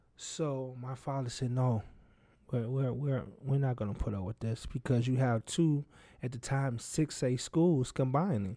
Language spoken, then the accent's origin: English; Chicago Heights, Illinois, United States; also born or lived in Richton Park, Illinois; I grew up in Chicago Heights, Illinois